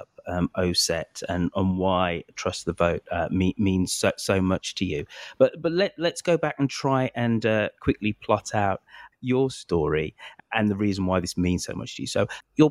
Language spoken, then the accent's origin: English; England, United Kingdom; I'm British, I'm English